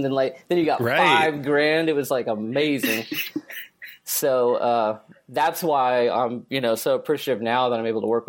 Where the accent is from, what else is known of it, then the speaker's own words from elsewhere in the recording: Newcastle, Oklahoma, United States; Newcastle, Oklahoma. It's a very very small town.